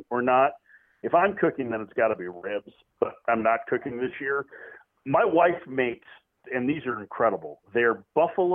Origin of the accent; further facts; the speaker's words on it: Midwest, United States; I'm a Midwesterner